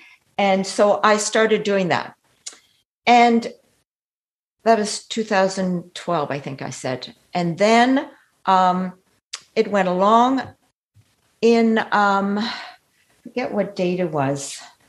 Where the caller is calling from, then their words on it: Canada; well, Eric, I'm calling you from Canada, and I just heard your masterclass